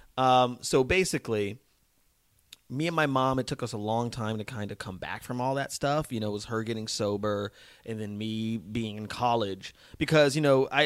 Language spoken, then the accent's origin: English; Las Vegas, Nevada, United States; moved away as an adult; also born or lived in New Mexico / Boston / New York; growing up in Vegas, and it was probably about sixth, seventh grade